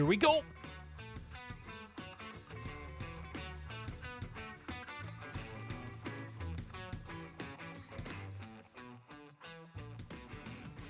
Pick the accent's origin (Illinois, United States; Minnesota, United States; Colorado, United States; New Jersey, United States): Minnesota, United States; Blooming Prairie; I grew up with him in Blooming Prairie, Minnesota